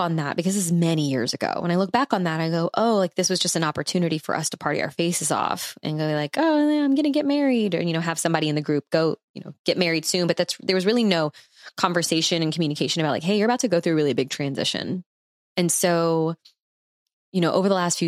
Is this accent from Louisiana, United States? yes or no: yes; New Orleans, Louisiana, United States; we're from New Orleans